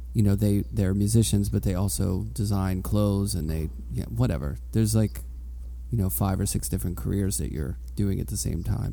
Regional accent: Pittsburgh, Pennsylvania, United States; I grew up in Pittsburgh, but I went to Penn State for undergrad

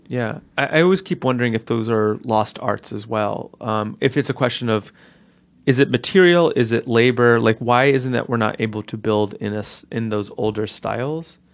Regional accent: Newark, New Jersey, United States; I grew up in North Newark where the houses were similarly sized

